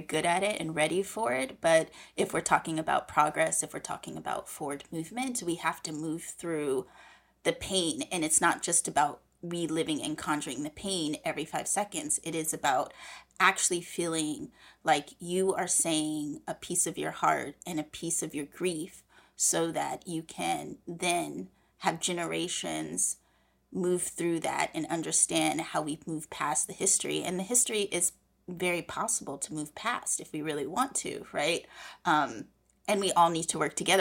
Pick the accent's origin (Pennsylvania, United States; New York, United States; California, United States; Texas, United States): California, United States; San Francisco; born or raised there